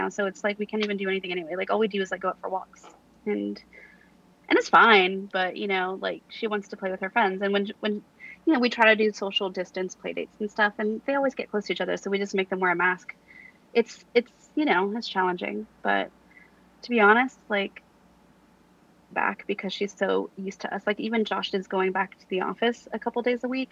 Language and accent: English; Central Valley, California, United States; now in Los Angeles, United States; I grew up in the Central Valley, so it's very similar